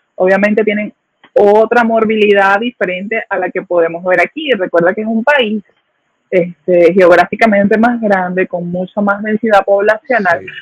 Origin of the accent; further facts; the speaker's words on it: Aragua, Venezuela; moved away as an adult; also born or lived in Caracas, Venezuela / Guárico, Venezuela; now in Puerto Rico; yo nací en Caracas, eh, crecí en el estado Aragua